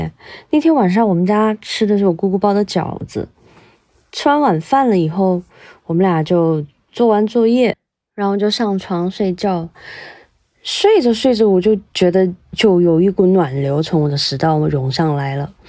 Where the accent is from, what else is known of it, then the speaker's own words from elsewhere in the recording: Guiyang, Guizhou, China; 我来自贵州省贵阳市，是公路交通行业内的一名普通的职工。